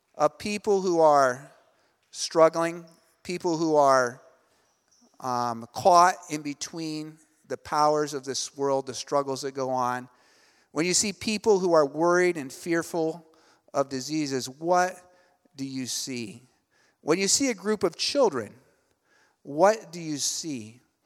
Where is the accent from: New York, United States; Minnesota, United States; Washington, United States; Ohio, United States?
Ohio, United States; moved away as an adult; also born or lived in Elizabeth, New Jersey; now in Cebu, Philippines; I'm originally from Ohio, so I grew up kind of in, uh, small town, U S